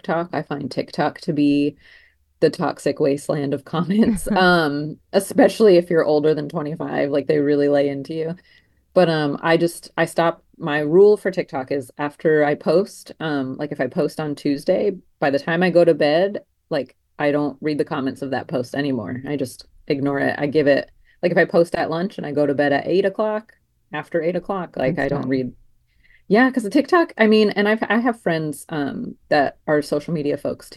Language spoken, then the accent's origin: English; New Jersey, United States; moved away as an adult; now in Charleston, United States; born and raised in New Jersey.